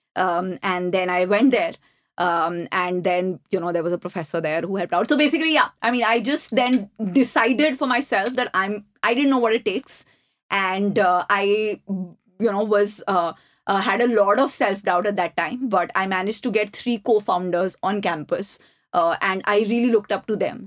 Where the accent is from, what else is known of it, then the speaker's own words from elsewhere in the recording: New Delhi, Delhi, India; I grew up in the Ames campus